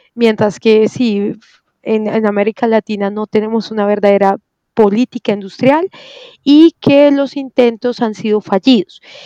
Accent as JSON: {"language": "Spanish", "country": "Colombia"}